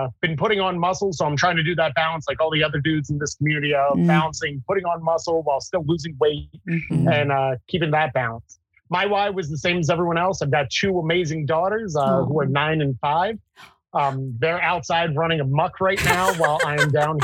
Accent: New Jersey, United States; from New Jersey

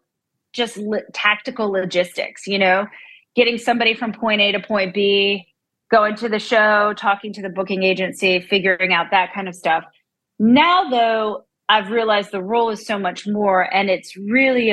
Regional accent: Central Pennsylvania, United States; moved away as an adult; now in Nashville, United States; I am from Central Pennsylvania originally. I moved to Nashville to go to college at MTSU

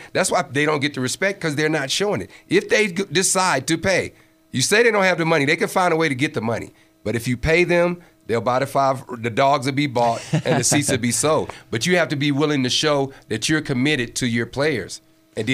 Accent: Chicago, Illinois, United States; now in Colorado, United States; I'm from Chicago

